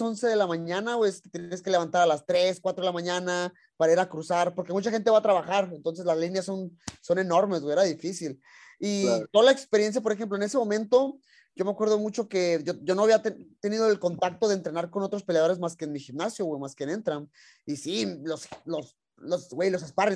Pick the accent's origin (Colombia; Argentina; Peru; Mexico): Mexico; Tijuana, Baja California; yo soy también de Tijuana